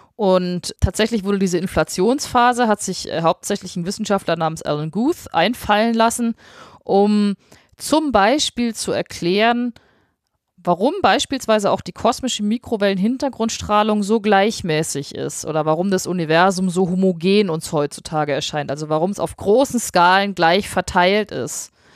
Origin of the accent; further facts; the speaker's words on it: Bavaria, Germany; also born or lived in Munich; ich, wohne ja in München, ich, ich komme aus Bayern